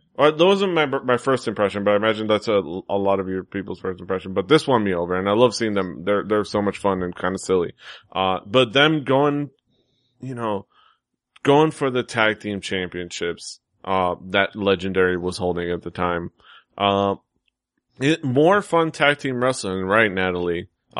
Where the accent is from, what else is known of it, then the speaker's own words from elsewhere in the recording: Florida, United States; I'm from Florida. I don't know my directions.